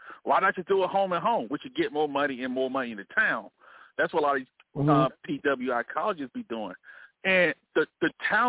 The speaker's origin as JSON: {"language": "English", "town": "Montgomery", "region": "Alabama", "country": "United States", "tie": "born or raised there"}